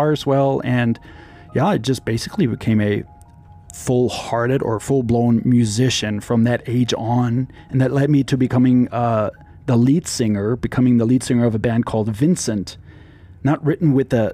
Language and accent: English; Berlin, Germany; now in Klamath Falls, United States; I was born in the East, in the former communist East Berlin